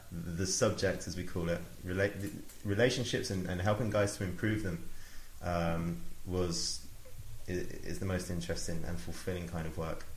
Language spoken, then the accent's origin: English; Oxford, South East England, United Kingdom; I grew up in Oxford, went to school, went to university